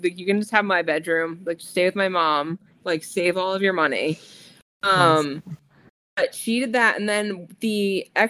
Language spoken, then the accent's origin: English; East Coast, United States; also born or lived in Rhode Island; now in Atlanta, United States; I'm from the East Coast